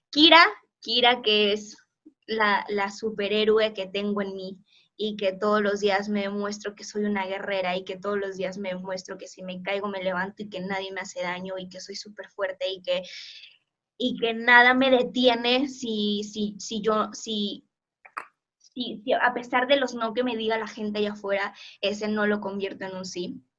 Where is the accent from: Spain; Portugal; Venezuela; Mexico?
Portugal; Spanish is a second language; mi español es muy malo, la verdad es que soy portuguesa